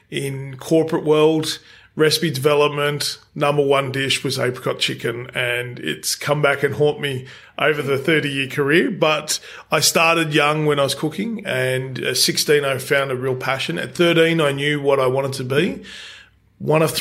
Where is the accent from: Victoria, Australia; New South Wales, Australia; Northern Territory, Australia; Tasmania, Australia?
New South Wales, Australia; Penrith; I'm from Penrith.